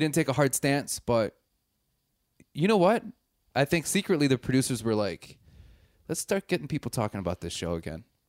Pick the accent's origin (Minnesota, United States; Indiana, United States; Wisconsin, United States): Wisconsin, United States; I'm also from Wisconsin